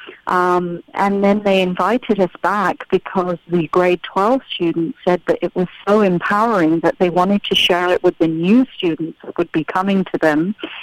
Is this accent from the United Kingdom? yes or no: yes; United Kingdom; I'm British, because I was born and raised in the UK with Indian parents.